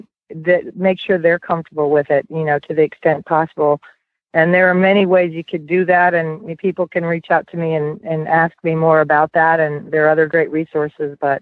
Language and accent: English; Sarasota, Florida, United States; I'm from the Sarasota, Florida area